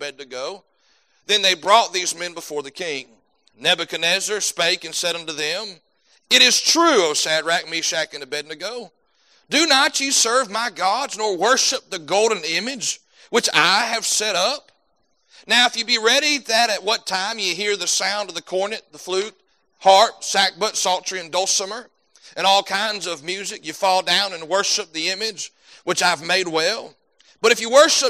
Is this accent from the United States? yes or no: yes; United States; you go anywhere as an American